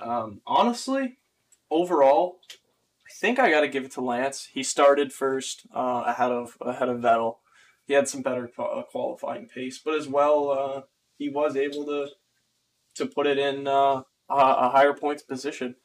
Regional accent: Canada; my hometown or my my home country

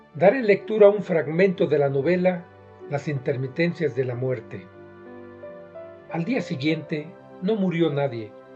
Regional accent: Mexico; soy mexicano, y vivo en Toluca, Estado de México.

